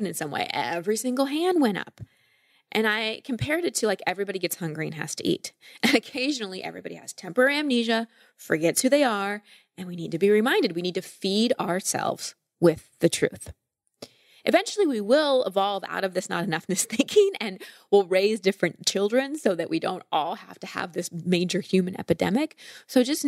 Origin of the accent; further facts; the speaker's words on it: Texas, United States; I grew up in Texas